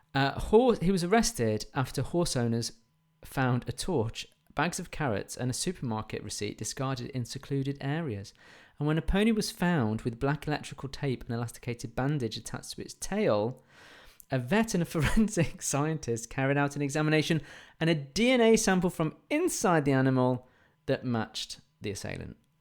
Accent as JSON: {"language": "English", "region": "England", "country": "United Kingdom", "said": "we're English"}